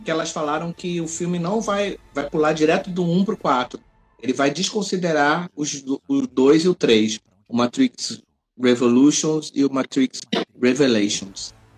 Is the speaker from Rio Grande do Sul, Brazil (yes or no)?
no; Rio de Janeiro, Brazil; accent: carioca; nós somos cariocas pelo sotaque